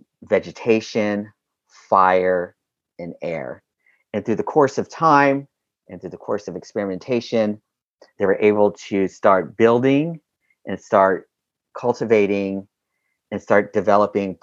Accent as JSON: {"language": "English", "region": "Southern California", "country": "United States", "tie": "born or raised there", "also_born_or_lived": "Albuquerque, New Mexico / Los Angeles / Long Beach", "said": "I was born in Albuquerque, New Mexico, but I was raised here in Southern California"}